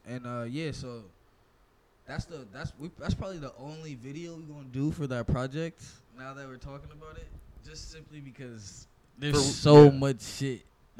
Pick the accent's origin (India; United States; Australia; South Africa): United States; Inglewood, California; I'm born and raised in Inglewood, California.